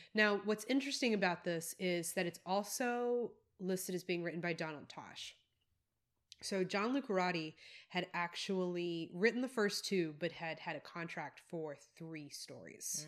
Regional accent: South Carolina, United States; moved away; also born or lived in Tennessee / Texas; I grew up in South Carolina, but I did a lot of time in, in Tennessee

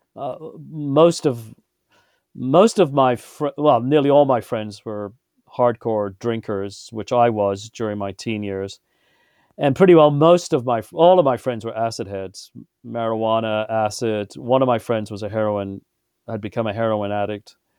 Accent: Birmingham, West Midlands, United Kingdom; I was born in England and, uh, in Birmingham

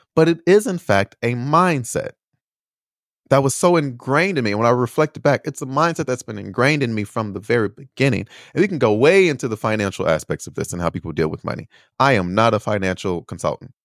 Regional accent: United States; moved away as an adult; also born or lived in Chicago / Indiana / Beijing / Taiwan; I am American. I was born here. I was raised here

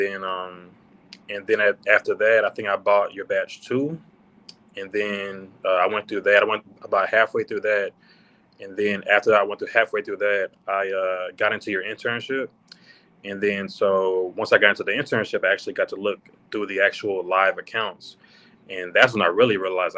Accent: United States; I'm from America.

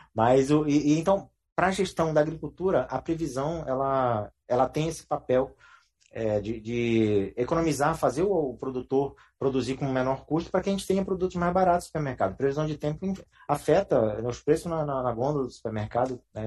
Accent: Pará, Brazil; moved away; principalmente no Pará, ali na cidade onde eu nasci e me criei

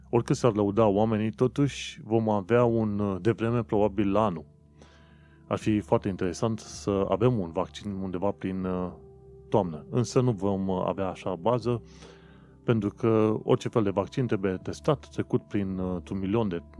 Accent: Romania; mă gândeam și eu, ca un român oarecare, uh, de ce oare nu ne-am fi putut bucura și noi de această zi?

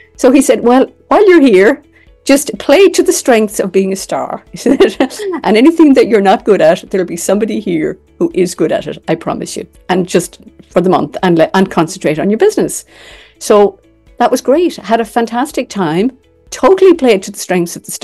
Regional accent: Ireland; I'm from Ireland.

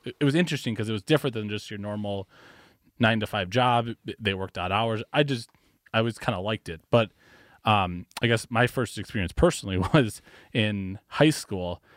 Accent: Wauwatosa, Wisconsin, United States; also born or lived in Iowa / Valparaiso, Indiana; I was actually born, uh, in Iowa, Uh, and then shortly after that, moved here to Wisconsin. So I grew up in Wauwatosa, and I've kind of been, been here my whole life

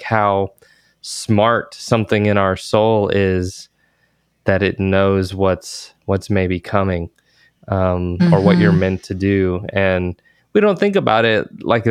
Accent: Georgia, United States; now in Texas, United States; I grew up in Georgia

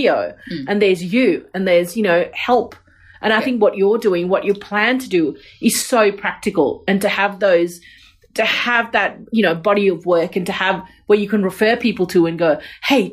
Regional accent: India; moved away; I grew up in India and I had this community. I lived in a joint family.

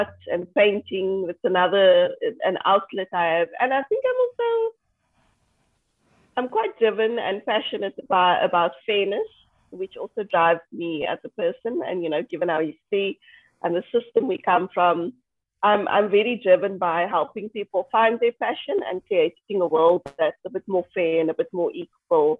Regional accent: South Africa; I'm from South Africa. I live in Cape Town.

